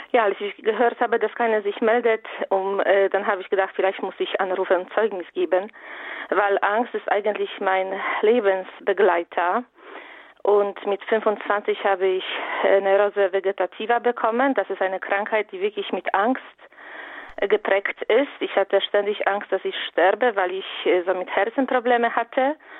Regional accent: Poland; German is a second language; moved away; ich komme aus Polen und lebe im Ausland

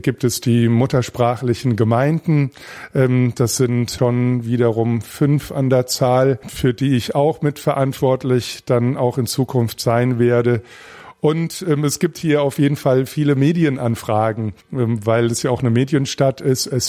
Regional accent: Kleinkrotzenburg, Hesse, Germany; ich bin zwar im Bistum Mainz äh, aufgewachsen, aber Kleinkrotzenburg, wo ich groß geworden bin oder viele Jahre gelebt habe, Kindheit und Jugend, das liegt an der hessisch-bayerischen Grenze.

